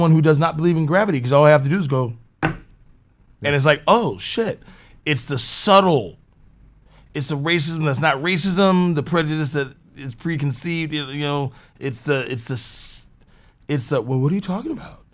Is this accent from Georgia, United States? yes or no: no; Norfolk, Minnesota, United States; growing up in Norfolk, Minnesota